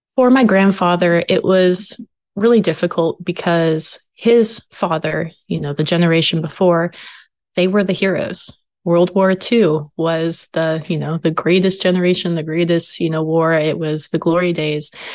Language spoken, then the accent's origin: English; Marysville, Washington, United States; now in Fort Hood, United States; So I'm originally from Washington State, from a very small town called Marysville